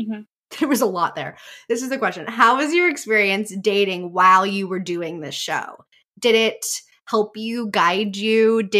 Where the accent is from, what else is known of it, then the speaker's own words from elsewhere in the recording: California, United States; I'm from California through and through.